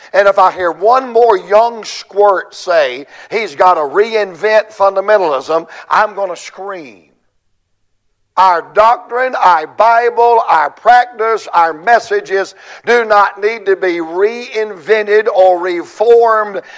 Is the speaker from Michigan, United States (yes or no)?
no; Georgia, United States; I'm, I'm from Georgia